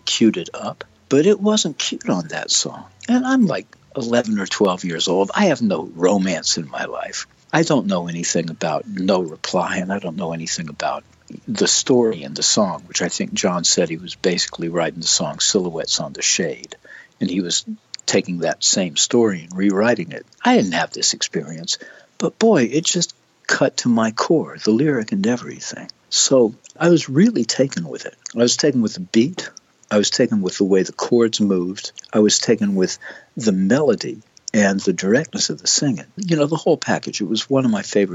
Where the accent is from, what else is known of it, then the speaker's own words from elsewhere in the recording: United States; being American